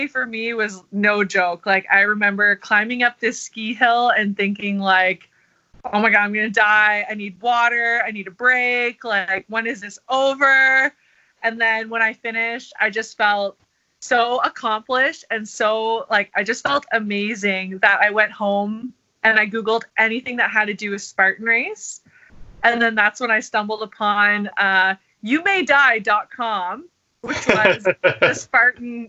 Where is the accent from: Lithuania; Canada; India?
Canada; Ottawa, Ontario; I'm from Ottawa, Canada